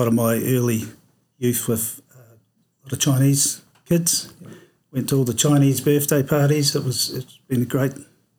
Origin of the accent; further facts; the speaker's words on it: North Otago, New Zealand; Yes, I was born in North Otago. I was my family had a farm at Totara.